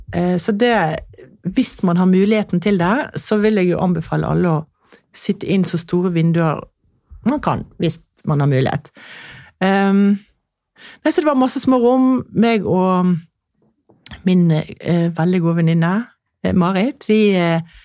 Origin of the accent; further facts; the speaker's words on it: Askøy, Vestland, Norway; now in Lysaker, Norway; jeg kommer jo fra Askøy utenfor Bergen, og vi var jo striler, som det het.